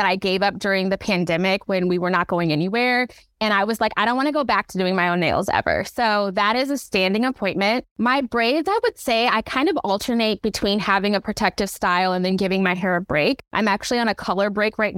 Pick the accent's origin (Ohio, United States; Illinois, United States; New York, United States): Illinois, United States; Chicago; moved away as an adult; now in Seattle, United States; I am from Chicago. Always got to rep that. I live in Seattle